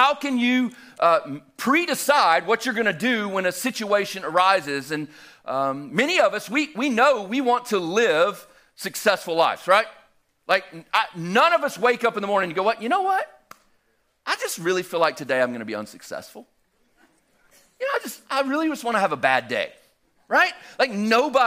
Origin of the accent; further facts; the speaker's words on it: Albany, Georgia, United States; moved away as an adult; now in Helen, Georgia, United States; I'm originally from Southwest Georgia, though, about 3.5 hours almost due west of here from Albany, Georgia. I grew up there